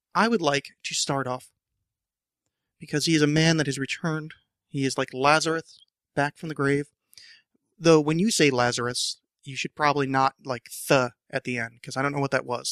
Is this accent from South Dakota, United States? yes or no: no; New Jersey, United States; now in Portland, United States; I mispronounce that word terrifically because I'm from New Jersey and I pronounce it draw